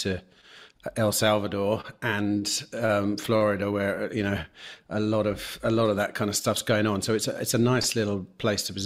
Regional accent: England, United Kingdom; moved away as an adult; also born or lived in Spain; now in Mexico; an English person like myself

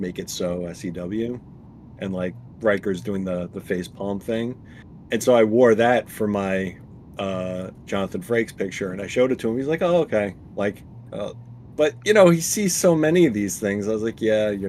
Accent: New York, United States; I was like, I'm from New York.

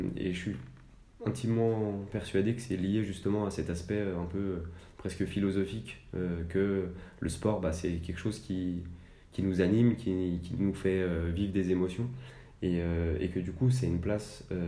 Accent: Annecy, Auvergne-Rhône-Alpes, France; je suis originaire d'Annecy, donc je suis vraiment un, un local.

